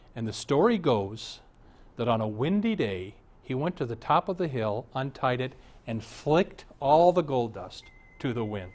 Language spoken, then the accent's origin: English; Omaha, Nebraska, United States; I was raised in Omaha, and my dad was rather an important man in Omaha